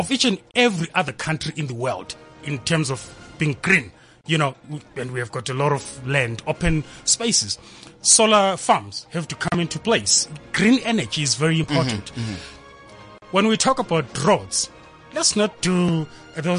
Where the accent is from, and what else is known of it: Zimbabwe